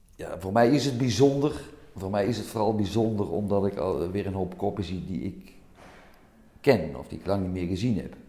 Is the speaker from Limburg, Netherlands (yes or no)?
yes; Meijl, Limburg, Netherlands; Ik kom uit Meijl, dat is op de grens tussen Limburg en Brabant